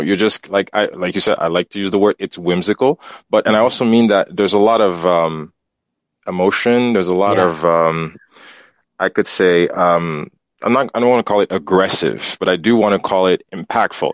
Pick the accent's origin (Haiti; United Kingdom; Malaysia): Haiti; now in Montreal, Canada; growing up in Haiti